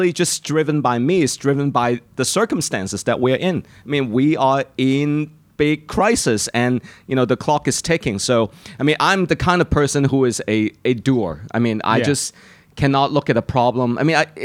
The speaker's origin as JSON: {"language": "English", "country": "Hong Kong", "moved": "yes", "said": "I'm from Hong Kong"}